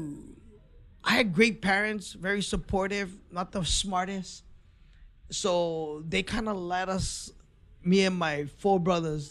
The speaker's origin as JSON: {"language": "English", "town": "Honolulu", "region": "Hawaii", "country": "United States", "tie": "born or raised there", "accent": "Hawaiian Pidgin", "said": "I'm born and raised in Hawaii."}